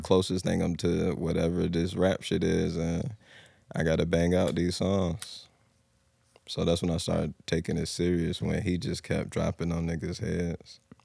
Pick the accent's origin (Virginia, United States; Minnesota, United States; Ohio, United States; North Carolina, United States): Virginia, United States; Norfolk; born and raised Norfolk